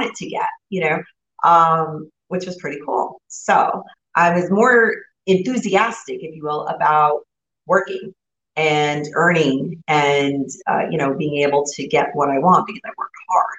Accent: New Jersey, United States; I grew up right outside New York City in the North Jersey area

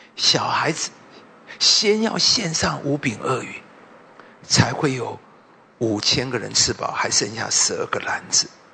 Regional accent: Taipei, Taiwan; 我是民街出身，我这边住了很多年，从二十岁就住在太顺街呢

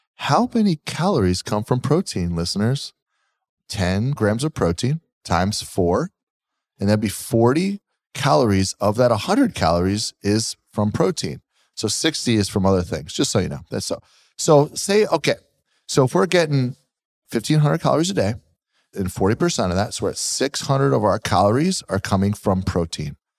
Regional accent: Pennsylvania, United States; moved away; I'm from Pennsylvania.

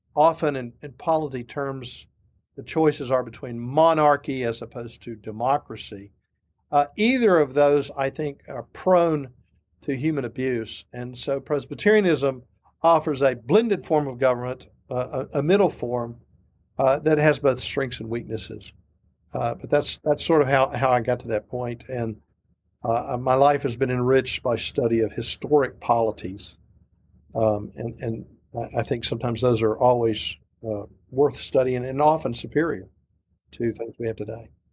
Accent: Memphis, Tennessee, United States; moved away as an adult; also born or lived in Oak Ridge, Tennessee; now in Powder Springs, United States; I grew up in Memphis, Tennessee, big Adrian Rogers country

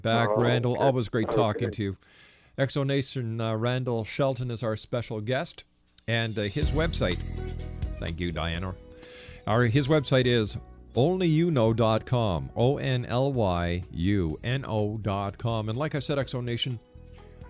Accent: Montreal, Quebec, Canada; I'm from Montreal, and I used to love going up to St. Joseph's Oratory

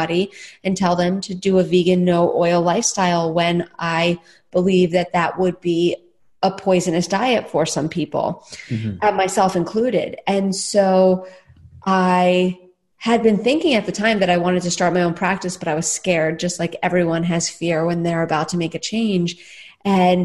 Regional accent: New York City, New York, United States; now in Austin, United States; I'm a New Yorker at heart. I grew up in Staten Island

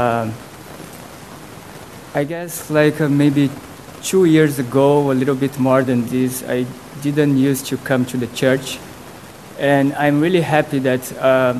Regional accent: Brazil; moved away; I was born in Brazil, I was baptized since Brazil is a very Catholic country

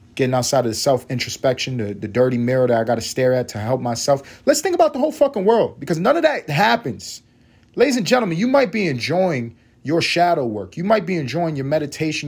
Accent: United States; We're American

